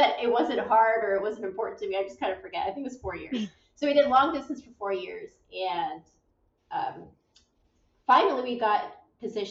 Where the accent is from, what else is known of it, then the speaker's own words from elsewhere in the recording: Pittsburgh, Pennsylvania, United States; also born or lived in Washington, D.C. area / Maryland; now in St. Louis, United States; I am originally from Pittsburgh